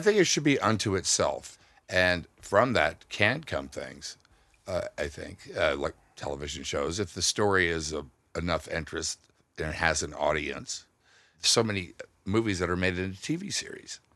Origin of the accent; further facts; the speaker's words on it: Houston, Texas, United States; I grew up in Texas, uh, in Houston